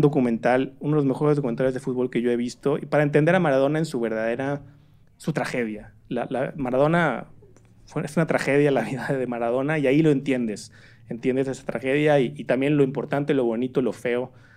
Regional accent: Torreón, Coahuila, Mexico; yo soy de Torreón

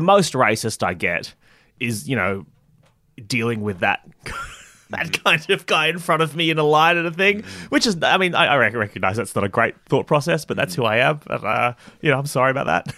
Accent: Sydney, New South Wales, Australia; I grew up basically in Sydney

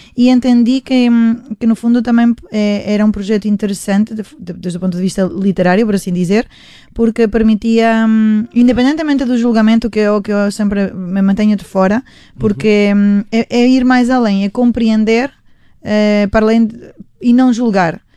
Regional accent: Spain; Portuguese is a second language; now in Portugal; somos todos da mesma geração, é. sim, e parece que vivemos em Espanhas diferentes, que crescemos em Espanhas diferentes

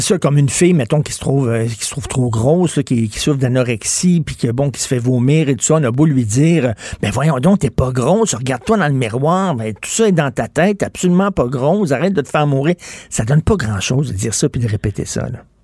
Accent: Montreal, Quebec, Canada; je viens de Verdun

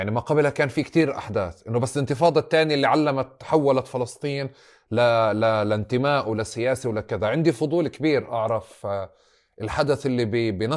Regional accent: Palestine; احنا كلنا فلسطينيه طول عمرنا فلسطينيه

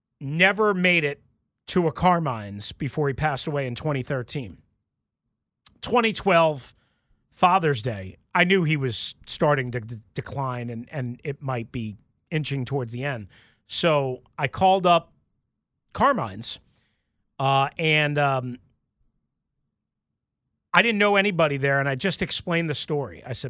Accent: New York, United States; accent: New York; like, I'm from New York. I have a thick accent at times

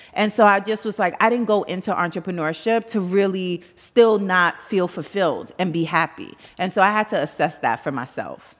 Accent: New York City, New York, United States; I'm from Brooklyn.

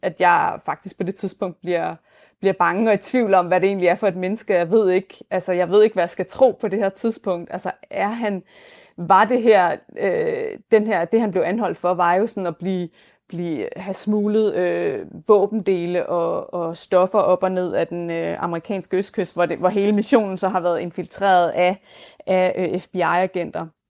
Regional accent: Denmark; moved away as an adult; now in New York, United States; mit hjemland

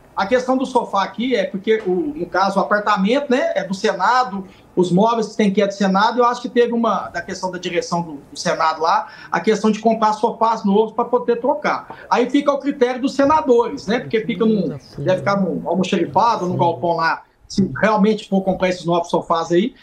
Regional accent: Divinópolis, Minas Gerais, Brazil; lá na minha cidade ainda não tem ponte aérea para vir para Brasília. Eu tenho que ir de Divinópolis para Belo Horizonte

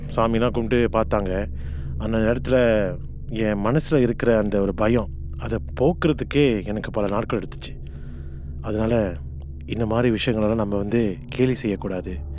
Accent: Singapore; நான் சிறு வயதுலேருந்து மாசங்களில் தான் பிறந்து வளர்ந்தேன் பிளாக் ஆறில் தங்கியிருந்தேன்

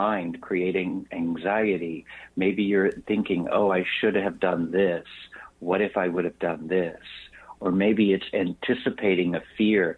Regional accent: Texas, United States; I grew up in Texas in a very religious, my father was

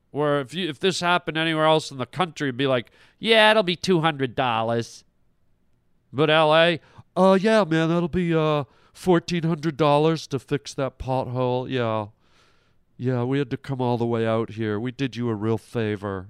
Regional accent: Toronto, Ontario, Canada; I grew up in Toronto

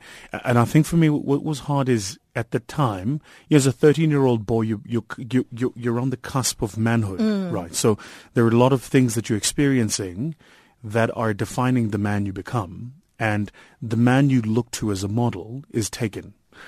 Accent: Watville, Gauteng, South Africa; also born or lived in Benoni; So I come from Watville, raised in Watville, went to a school in Watville called Egukanyeni, which is still there.

